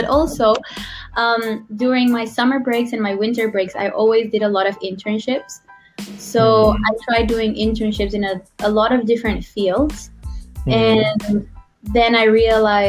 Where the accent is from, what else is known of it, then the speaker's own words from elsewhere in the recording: Guatemala; moved away as an adult; now in Taiwan; I'm from Guatemala. It's a small country in Central America. And I've been in Taiwan for 7 years now